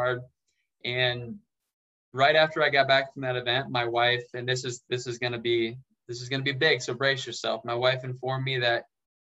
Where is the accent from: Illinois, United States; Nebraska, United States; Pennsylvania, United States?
Nebraska, United States; David City; moved away as an adult; also born or lived in Lincoln, Nebraska; now in Las Vegas, United States; I'm from David City. My now wife and I met back in high school at the Butler County Fair